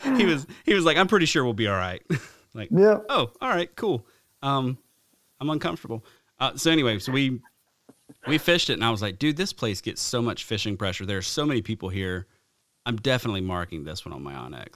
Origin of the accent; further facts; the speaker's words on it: the South, deep South Alabama, United States; moved away; growing up in the South